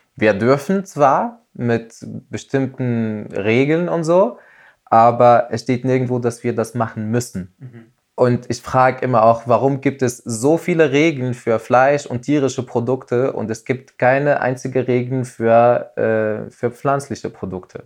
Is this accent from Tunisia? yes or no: yes; Tunisia; Also es ist bei uns in Tunesien ganz normal